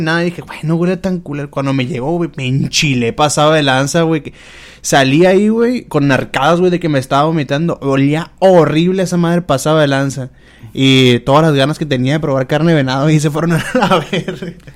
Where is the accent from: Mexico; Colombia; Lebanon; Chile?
Mexico; Culiacán, Sinaloa